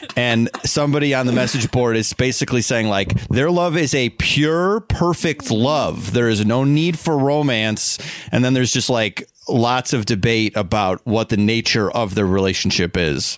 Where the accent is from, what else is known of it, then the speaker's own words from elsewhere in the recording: Schaumburg, Illinois, United States; I'm from the northwest suburbs of Chicago, a place called Schaumburg, Illinois